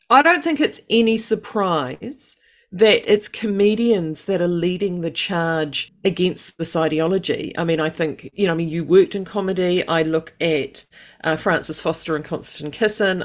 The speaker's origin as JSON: {"language": "English", "country": "United Kingdom", "said": "being British"}